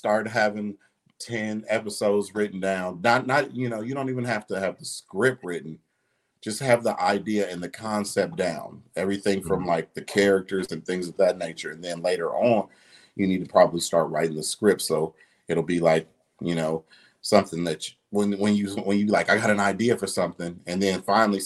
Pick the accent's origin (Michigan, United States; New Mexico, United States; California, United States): Michigan, United States; Detroit; also born or lived in Ohio; now in Dallas, United States; I'm originally from Detroit